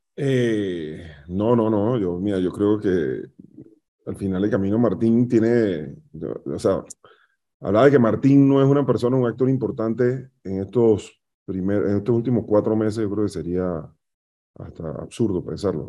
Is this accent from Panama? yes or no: yes; Panama; Somos panameños